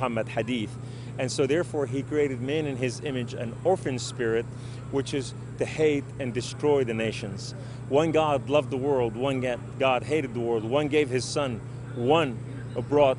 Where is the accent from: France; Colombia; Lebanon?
Lebanon; Beirut, Beirut Governorate; I was raised in Beirut, Lebanon, we were a poor family